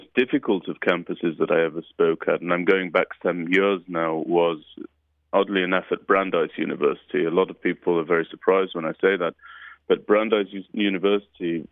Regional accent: United Kingdom; moved away; what we grew up with in the United Kingdom

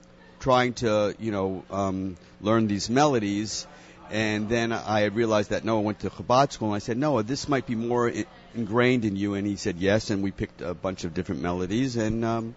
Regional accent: United States; growing up in America, I mean, across America

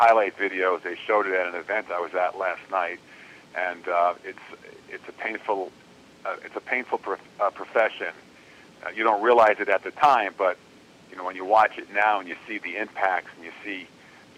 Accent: Kendall, Florida, United States; also born or lived in Englishtown, New Jersey; I was growing up in Miami, Florida, which, not on Miami Beach, out in Kendall, Florida

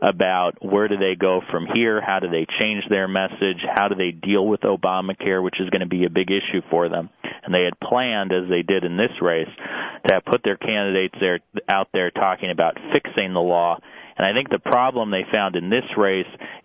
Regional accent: Arizona, United States; I'm from Arizona.

